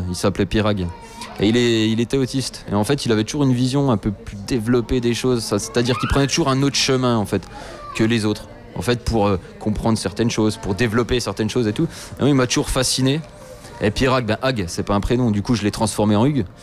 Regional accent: Spain; je suis espagnol

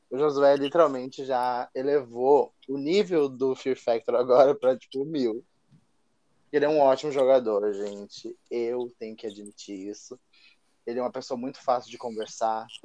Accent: Rio de Janeiro, Brazil; Eu vim no Rio Grande do Sul, sou carioca.

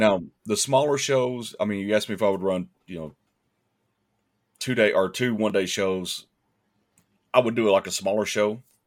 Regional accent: East Ridge, Tennessee, United States; East Ridge is, um, it's my hometown

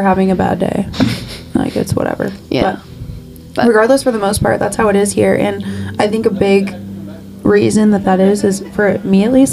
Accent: Kansas City, Missouri, United States; also born or lived in Lee's Summit, Missouri; Alexis and I grew up in South Kansas City, which is like 25 minutes away from actual downtown Kansas City

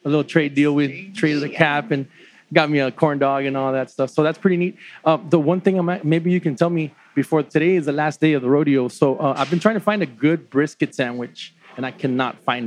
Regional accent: Edinburg, Texas, United States; We're from Edinburgh

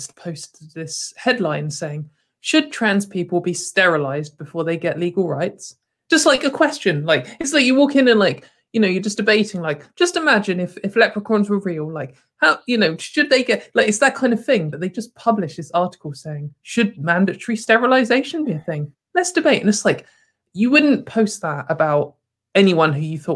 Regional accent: United Kingdom; as a British person, I've grown up for most of my life looking at America

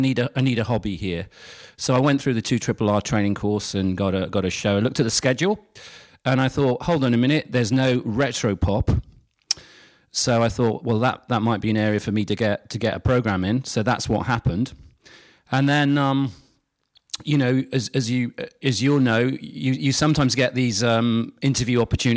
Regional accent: United Kingdom; moved away as an adult; now in Sydney, Australia; I'm a Brit, obviously, got the accent, but moved over

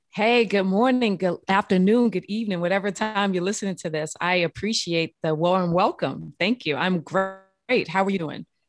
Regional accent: New Orleans, Louisiana, United States; I grew up, um, I'm from New Orleans, Louisiana

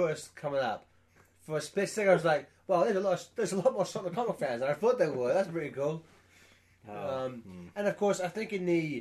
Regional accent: England, United Kingdom; I'm English

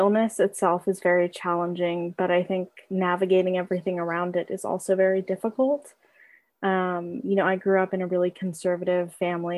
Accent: Berkeley, California, United States; I'm from Berkeley, California. I'm the child of immigrants

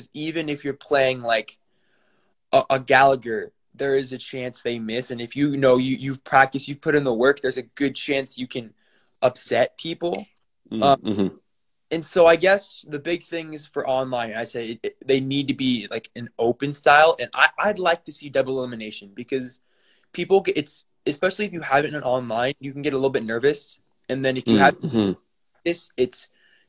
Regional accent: Spokane, Washington, United States; I am 17, and I'm from Spokane, Washington

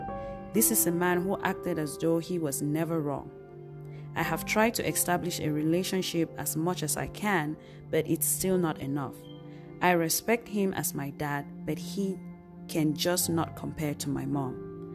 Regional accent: Zimbabwe; now in United States; I am from Zimbabwe, but currently a resident in the United States.

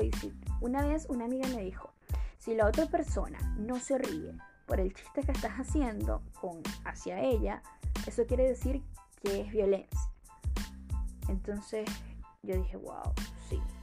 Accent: Caracas, Capital District, Venezuela; moved away as an adult; also born or lived in Colombia / Peru; now in Chile; yo soy de Caracas

